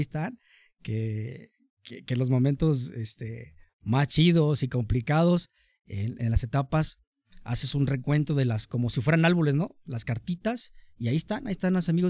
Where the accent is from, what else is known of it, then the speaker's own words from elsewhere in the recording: Tonalá, Jalisco, Mexico; soy orgullosamente tonalteca, tonalteco, tonalense